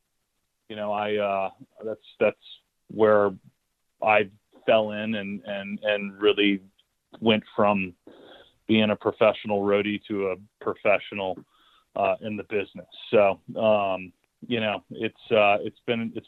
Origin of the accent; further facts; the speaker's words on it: St. Louis, Missouri, United States; moved away; I grew up in St. Louis, and I moved back here about 10 years ago with my wife